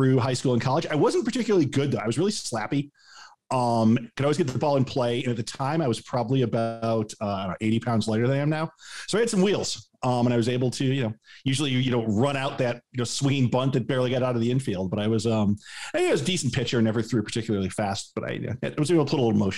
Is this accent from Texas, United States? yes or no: no; Rochester, New York, United States; grew up in a minor league town in Rochester